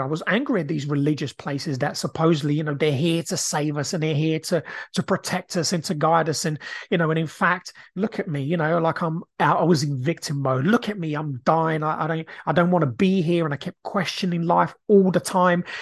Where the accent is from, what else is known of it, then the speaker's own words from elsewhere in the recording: Brazil; now in United Kingdom; I grew up in Brazil